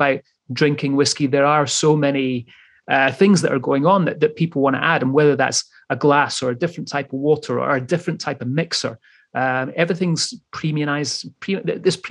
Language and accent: English; Scotland, United Kingdom; the Scotsman that I am